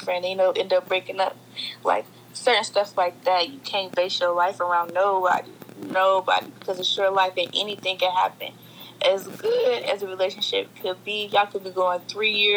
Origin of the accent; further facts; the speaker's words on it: Cincinnati, Ohio, United States; I'm from Cincinnati